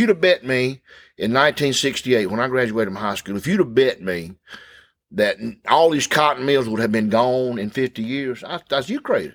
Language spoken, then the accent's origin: English; Thomaston, Georgia, United States; When I was growing up in East Thomaston, the Mill Village, we had one policeman